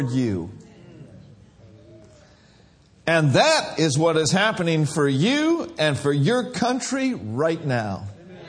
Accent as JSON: {"language": "English", "town": "Minneapolis", "region": "Minnesota", "country": "United States", "tie": "born or raised there", "said": "I grew up in Minneapolis"}